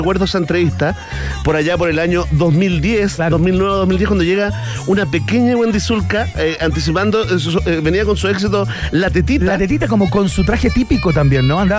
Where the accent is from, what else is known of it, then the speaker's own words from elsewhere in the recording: Chile; somos chilenos y nos quejamos de todas las cosas posibles.